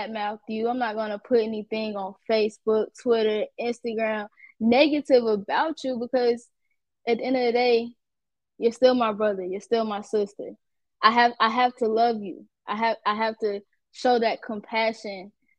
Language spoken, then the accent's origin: English; Atlanta, Georgia, United States; I'm from Atlanta